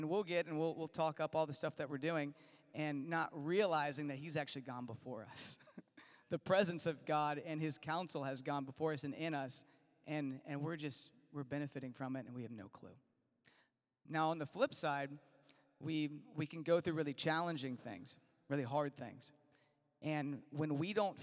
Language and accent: English; Virginia, United States; I'm from Virginia